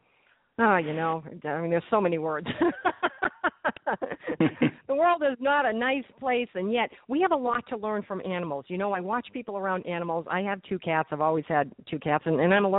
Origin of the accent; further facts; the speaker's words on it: Massachusetts, United States; moved away as an adult; now in New Jersey, United States; I'm from New England